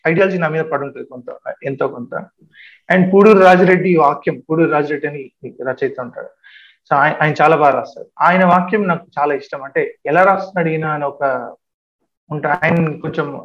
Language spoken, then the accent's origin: Telugu; Telangana, India; moved away; తెలంగాణ అయితే నేను రాయలేను ఎందుకంటే మా అమ్మ నేను అదే ఊర్లో పుట్టి నేను పదిహేడు సంవత్సరాలు పెరిగాను